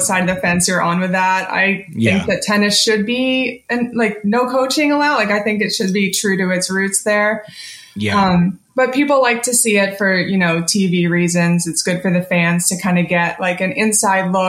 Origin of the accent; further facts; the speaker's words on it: Abington, Pennsylvania, United States; I grew up in Philly, suburbs of Philly, just kind of like 20 minutes north of the city, called Abington.